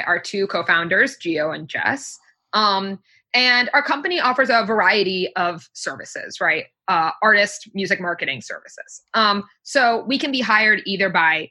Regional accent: New York, United States; I'm actually from New York State, not from the city, but I'm from here, so I pretty much never leave

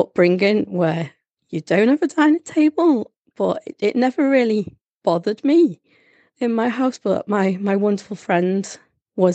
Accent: Liverpool, North West England, United Kingdom; I come from Liverpool and I have grown up, we've been on the breadline

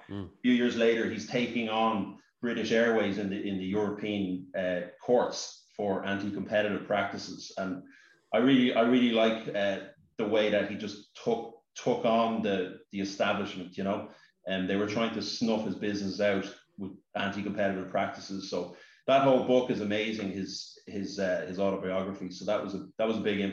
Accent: Castleknock, Leinster, Ireland; I grew up in Castleknock, which is pretty close to Cabra.

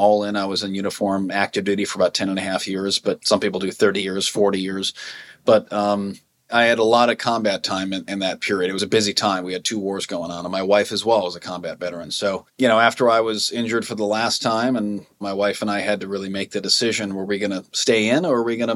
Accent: Minnesota, United States; now in Montana, United States; I grew up, as I said, on a lake in Minnesota

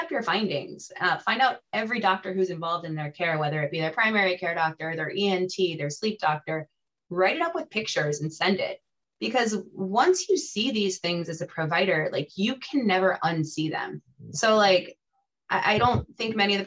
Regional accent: South Florida, United States; also born or lived in central Connecticut; now in Connecticut, United States; I grew up in South Florida, so welcome to my former home

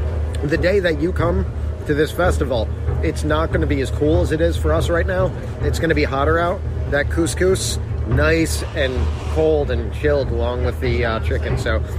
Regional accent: Florida, United States; one of my favorite parts about growing up in Florida is easy access year-round to key lime pie.

